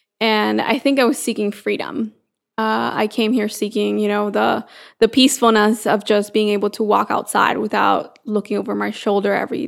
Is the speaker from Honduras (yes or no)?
yes; San Pedro Sula, Cortés, Honduras; moved away as an adult; now in United States; So I am from San Pedro Sula, Honduras, so a small country in Central America. And I came here to the U.S. Now about 10 years ago. So back in 2008, I came here for college